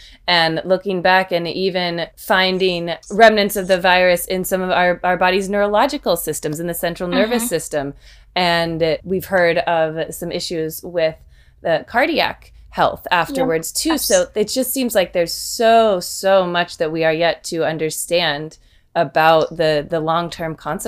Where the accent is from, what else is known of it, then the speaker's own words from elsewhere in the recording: Kentucky, United States; now in Nebraska, United States; I'm from Kentucky, actually